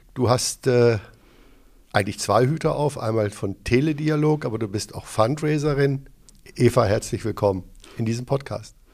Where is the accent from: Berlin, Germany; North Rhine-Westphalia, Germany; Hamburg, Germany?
Hamburg, Germany; born or raised there